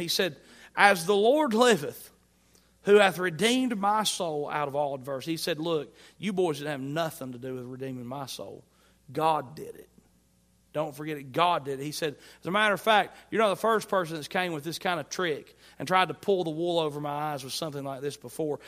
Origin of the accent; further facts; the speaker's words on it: Southwest Virginia, United States; accent: Southwest Virginia; we do here in Southwest Virginia